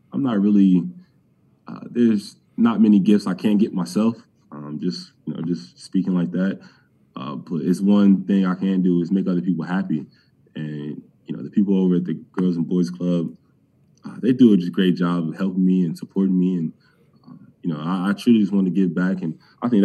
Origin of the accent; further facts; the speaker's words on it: Cleveland, Ohio, United States; I'm from Cleveland.